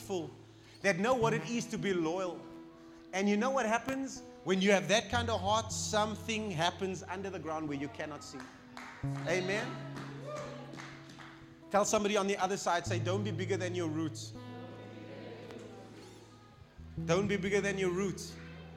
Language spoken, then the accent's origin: English; Cape Town, Western Cape, South Africa; now in Pretoria, South Africa; Pretoria is so different to my hometown, Cape Town